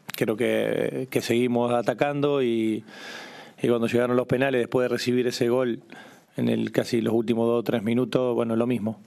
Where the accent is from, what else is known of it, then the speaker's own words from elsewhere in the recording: Pujato, Santa Fe, Argentina; a todo mi pueblo pujato